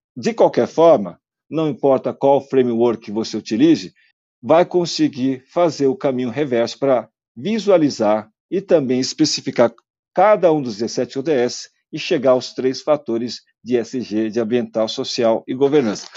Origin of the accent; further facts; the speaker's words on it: South Korea; now in Brazil; se eu estou a viver lá na Coreia, onde eu nasci